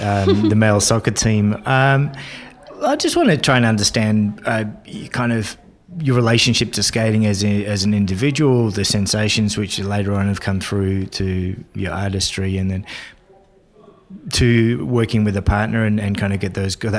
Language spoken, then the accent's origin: English; Isle of Man; My model for figure skating growing up in the Isle of Man in the UK was like Torval and Dean.